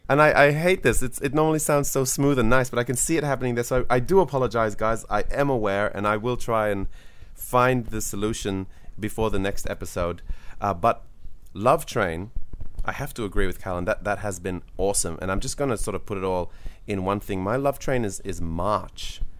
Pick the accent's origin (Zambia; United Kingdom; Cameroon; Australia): Australia; as an Australian